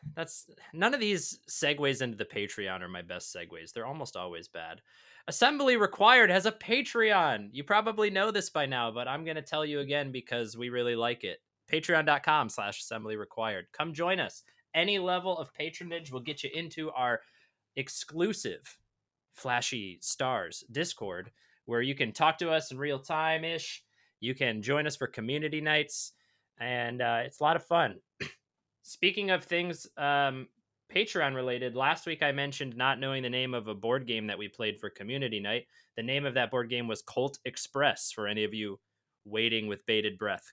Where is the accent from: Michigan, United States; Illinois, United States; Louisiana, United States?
Michigan, United States; I grew up in Michigan